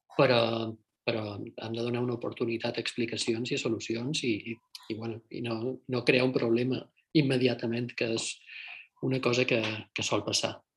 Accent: Mallorca, Balearic Islands, Spain; also born or lived in Madrid; now in El Puerto de Santa María, Spain; som mallorquí i suposadament som de Silla de la Calma

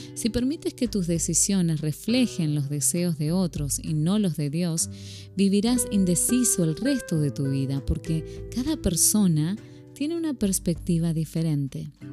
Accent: Argentina; moved away as an adult; now in Phoenix, United States; una argentina viviendo en Estados Unidos desde ya hace

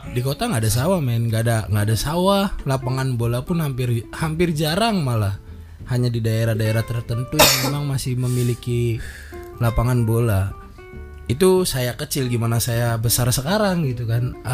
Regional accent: Cirebon, West Java, Indonesia; sih dari dari gua lahir gua udah di Cirebon. Terus terus gua tumbuh besar di Cirebon. Rumah gua di kabupaten cuman Uh

